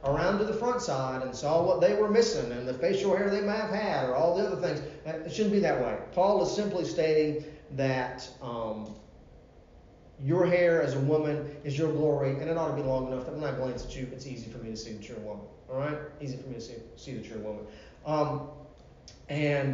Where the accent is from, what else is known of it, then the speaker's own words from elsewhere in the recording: Virginia Beach, Virginia, United States; I grew up in Virginia Beach, Virginia.